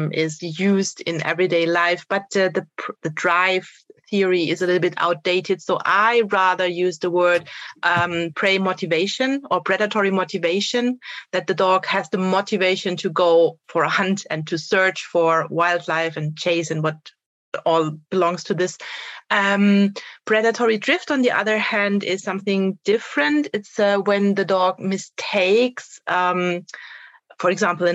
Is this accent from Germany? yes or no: yes; Germany; I'm from Germany.